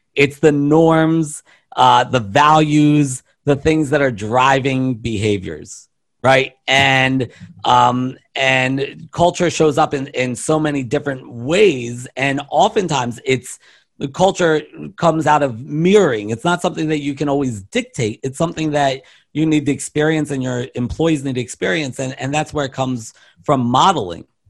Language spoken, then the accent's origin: English; Baltimore, Maryland, United States; I'm from Baltimore